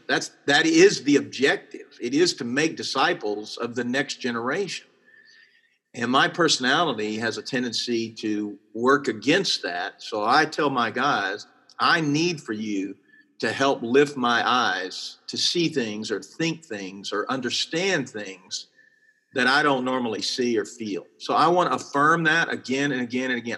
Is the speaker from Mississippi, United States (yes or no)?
no; Texas, United States; I'm from Texas